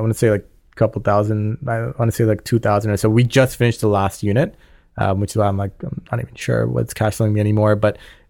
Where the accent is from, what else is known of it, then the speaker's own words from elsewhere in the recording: Scarborough, Ontario, Canada; We grew up just on the Markham Scarborough like borderline.